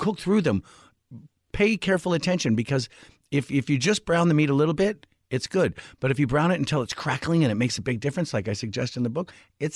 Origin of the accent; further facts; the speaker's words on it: Washington, United States; I grew up in Washington State.